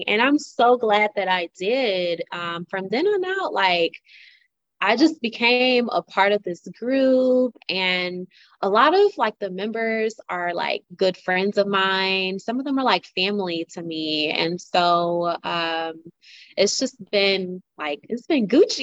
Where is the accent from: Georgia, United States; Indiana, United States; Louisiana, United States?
Georgia, United States; Cordele; also born or lived in Savannah, Georgia; where I'm from Cordell, Georgia, small town